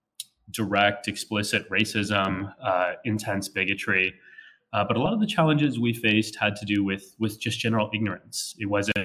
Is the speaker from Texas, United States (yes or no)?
yes; San Antonio, Texas, United States; now in New York City, United States; I was born and raised in Texas, in San Antonio.